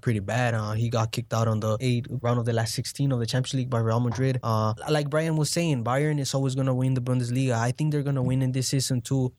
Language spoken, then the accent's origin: English; El Salvador; I'm from El Salvador